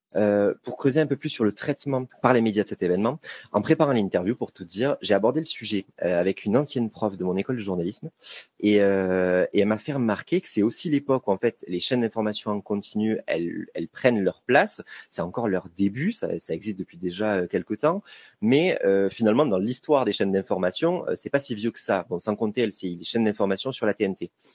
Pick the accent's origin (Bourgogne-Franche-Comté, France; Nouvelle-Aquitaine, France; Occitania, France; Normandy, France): Occitania, France; Toulouse; en tant que Toulousain